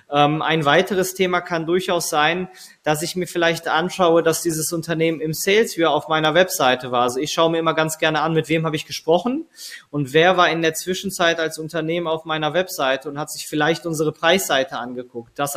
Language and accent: German; Bochum, North Rhine-Westphalia, Germany; ich komme jetzt selber aus Bochum, wir sitzen hier in Bochum